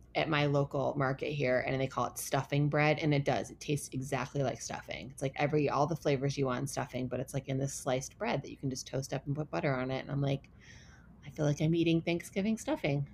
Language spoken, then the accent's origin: English; Ann Arbor, Michigan, United States; moved away; in my hometown there's a place called Zingerman's and there it's like a really famous deli